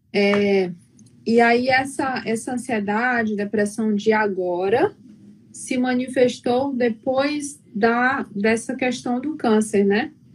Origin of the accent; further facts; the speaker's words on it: Paranaguá, Paraná, Brazil; Eu sou de Paranaguá, Paraná.